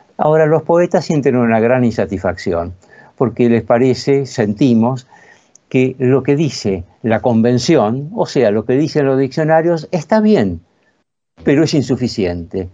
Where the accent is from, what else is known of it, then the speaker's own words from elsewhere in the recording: La Plata, Buenos Aires Province, Argentina; en la localidad llamada Citibel, que es donde yo pasé mi infancia, yo soy platense